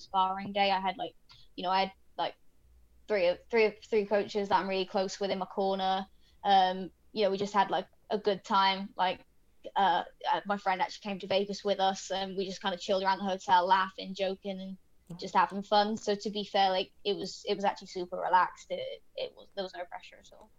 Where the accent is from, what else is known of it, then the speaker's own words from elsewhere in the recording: United Kingdom; now in Sacramento, United States; I'm British.